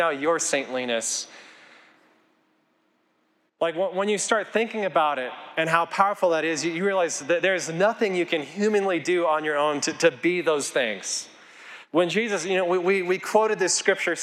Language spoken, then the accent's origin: English; Colorado, United States; I grew up here in Colorado